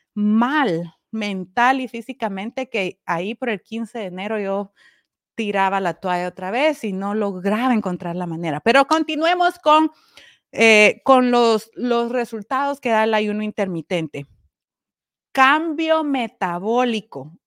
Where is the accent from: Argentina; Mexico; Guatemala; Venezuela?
Guatemala; now in Connecticut, United States; Yo estoy en Connecticut, soy guatemalteca